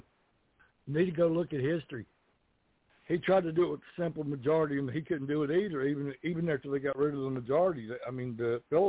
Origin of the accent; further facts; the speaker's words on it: Virginia, United States; I grew up in Virginia.